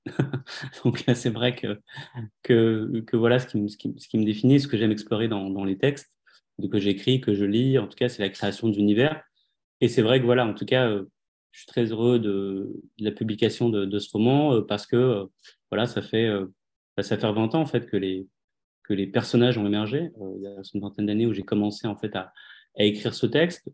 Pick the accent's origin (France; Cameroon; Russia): France; Le Perreux-sur-Marne, Île-de-France; je suis né, je suis né en France en 81